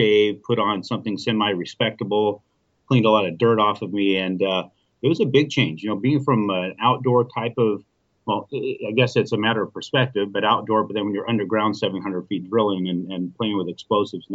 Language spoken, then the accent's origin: English; Arizona, United States; I'm from Arizona, and I do business all over the country.